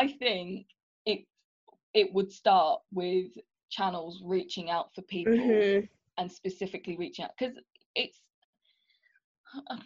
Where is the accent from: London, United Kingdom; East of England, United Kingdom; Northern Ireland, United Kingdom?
East of England, United Kingdom; March; we grew up in March and I didn't really think of myself as Indian when I was growing up